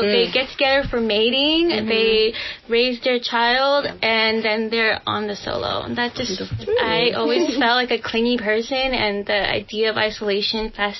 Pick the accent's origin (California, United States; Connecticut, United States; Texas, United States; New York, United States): California, United States; San Francisco; I'm from San Francisco.